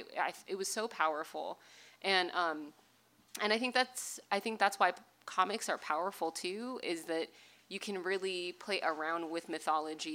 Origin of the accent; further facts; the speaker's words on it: Bay Area, California, United States; I grew up in the Bay Area